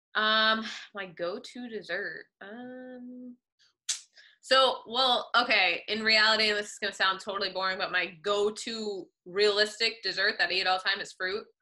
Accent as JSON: {"language": "English", "town": "Woodbridge", "region": "Connecticut", "country": "United States", "tie": "born or raised there", "said": "I grew up in Woodbridge, Connecticut."}